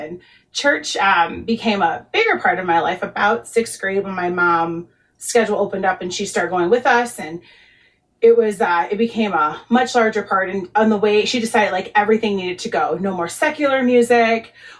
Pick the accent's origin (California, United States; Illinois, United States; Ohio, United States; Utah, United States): Illinois, United States; Chicago; I grew up in Chicago.